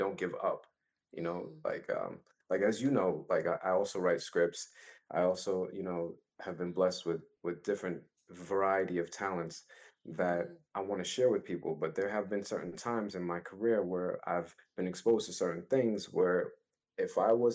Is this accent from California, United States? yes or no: no; New York City, New York, United States; I was born and raised in Brooklyn, East Flatbush, New York